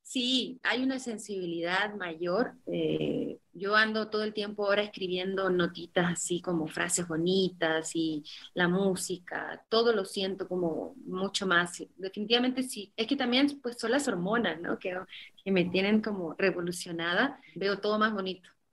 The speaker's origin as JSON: {"language": "Spanish", "region": "Mexico City", "country": "Mexico", "moved": "as an adult", "lives_now": "Tepoztlán, Mexico", "said": "soy chilanga, ¿eh? sigo siendo chilanga."}